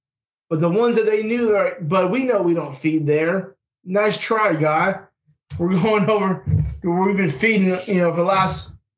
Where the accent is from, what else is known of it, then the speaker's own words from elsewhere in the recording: Raleigh, North Carolina, United States; We're here from the Raleigh-Durham area. We ain't from Manitoba.